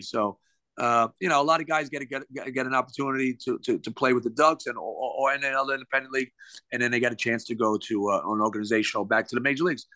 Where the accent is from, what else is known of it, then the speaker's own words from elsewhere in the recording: New York City, New York, United States; moved away; born and raised in Brooklyn, uh, New York.